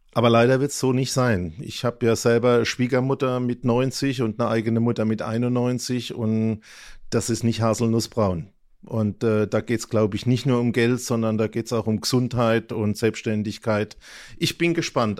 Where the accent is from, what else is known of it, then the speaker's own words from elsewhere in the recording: Germany; Nicht in Mannheim, aber fast. Also, also ich bin eigentlich in der Region geblieben von Beginn an bis heute